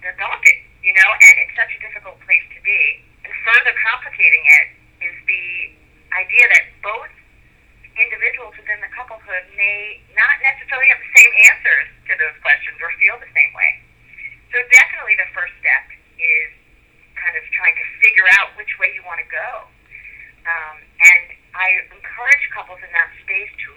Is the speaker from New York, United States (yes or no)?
yes; New York City, New York, United States; moved away as an adult; also born or lived in Long Island / Manhattan; now in Delray Beach, United States; I'm originally from New York City, where I was trained and then licensed as a psychologist